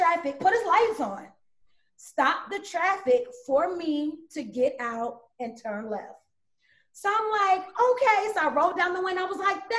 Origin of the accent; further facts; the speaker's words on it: Rockledge, Florida, United States; I'm from Brevard County. You know, I'm from Florida